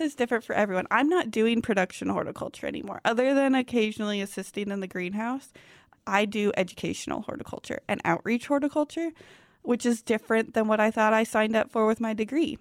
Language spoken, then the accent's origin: English; Lincoln, Nebraska, United States; that was kind of a unique way to grow up, um, living in an actual city, the capital of Nebraska